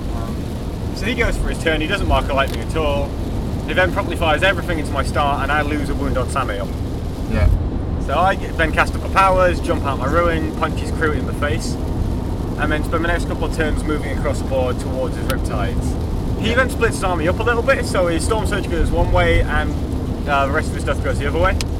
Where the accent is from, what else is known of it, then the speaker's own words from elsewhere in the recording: Yorkshire and the Humber, United Kingdom; moved away; I'm from Yorkshire. I've lived there for 16 years.